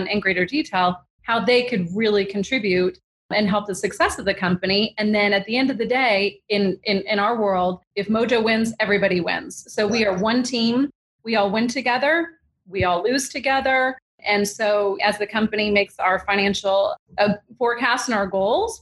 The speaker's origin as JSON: {"language": "English", "region": "Hawaii", "country": "United States", "tie": "born or raised there", "moved": "yes", "said": "when I was growing up in Hawaii in elementary school"}